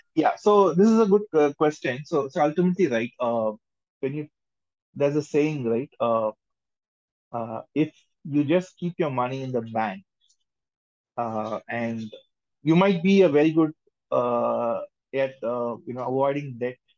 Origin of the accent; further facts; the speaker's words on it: India; we are all from India